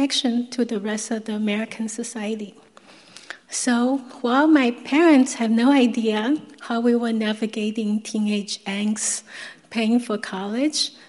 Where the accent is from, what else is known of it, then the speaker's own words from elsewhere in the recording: Taiwan; I was born in Taiwan in 1966